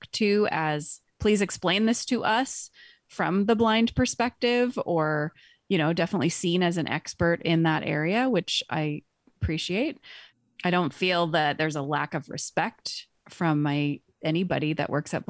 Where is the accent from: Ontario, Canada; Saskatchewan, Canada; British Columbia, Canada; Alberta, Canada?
British Columbia, Canada; I grew up in British Columbia as a child, a teen with a visual impairment